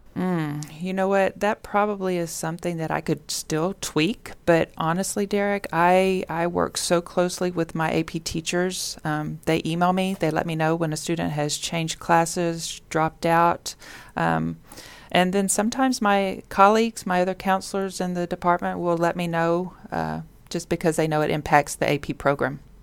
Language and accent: English; Richmond, Texas, United States; now in Sugar Land, United States; I didn't grow up in Sugarland. I grew up in Richmond.